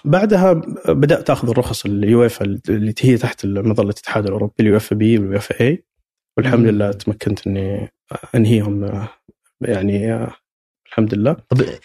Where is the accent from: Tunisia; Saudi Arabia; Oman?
Saudi Arabia; عندنا في السعوديه